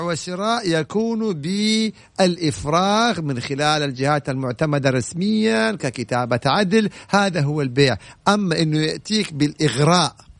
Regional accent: Saudi Arabia; انا سعودي وافتخر انه سعودي

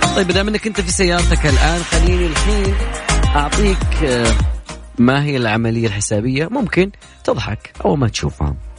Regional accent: Saudi Arabia; عندنا في المملكة العربية السعودية

